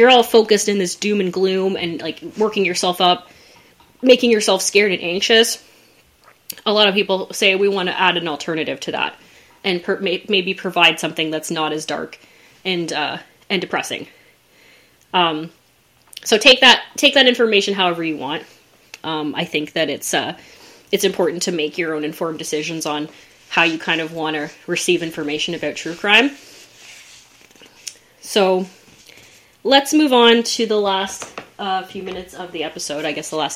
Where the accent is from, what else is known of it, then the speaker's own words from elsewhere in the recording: Burlington, Ontario, Canada; I grew up in Burlington